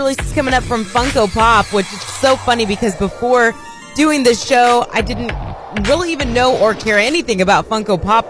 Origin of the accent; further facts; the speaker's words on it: Indiana, United States; moved away; And it's in Indiana. That's right. Where I'm from.